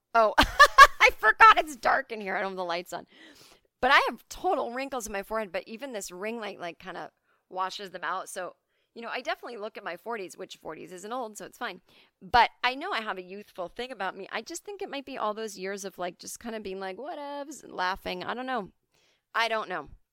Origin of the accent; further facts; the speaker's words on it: Needham, Massachusetts, United States; my hometown of Needham, Massachusetts